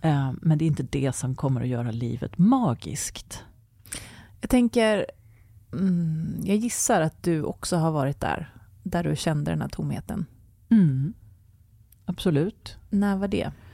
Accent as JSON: {"language": "Swedish", "country": "Sweden", "said": "vi svenskar"}